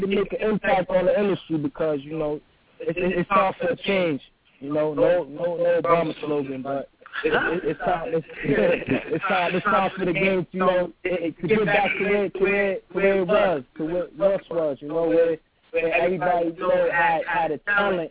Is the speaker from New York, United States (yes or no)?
yes; New York City, New York, United States; also born or lived in Georgia; now in York, PA, United States; I'm originally from Bronx, New York